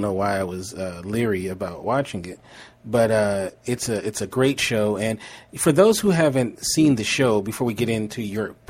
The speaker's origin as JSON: {"language": "English", "town": "Los Angeles", "region": "California", "country": "United States", "tie": "born or raised there", "said": "I grew up in the poorhouse, but it wasn't in Nigeria. It was Los Angeles"}